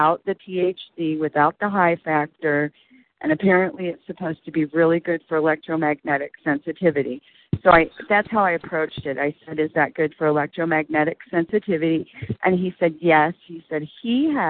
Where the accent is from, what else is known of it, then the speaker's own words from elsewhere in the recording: Oklahoma City, Oklahoma, United States; I'm from Oklahoma City